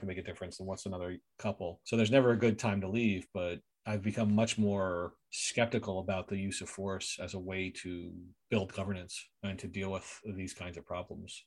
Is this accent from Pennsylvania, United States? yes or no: yes; Philadelphia, Pennsylvania, United States; now in Canada; I went to my hometown of Philadelphia